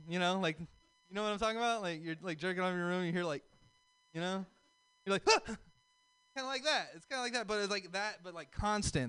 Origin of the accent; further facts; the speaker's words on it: the South, United States; So I'm from the South